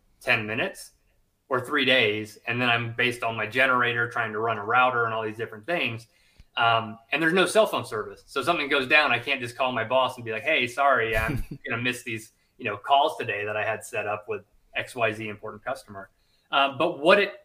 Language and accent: English; United States; moved away as an adult; also born or lived in South Carolina, United States / Louisiana, United States; I grew up in Georgia and South Carolina, split my time there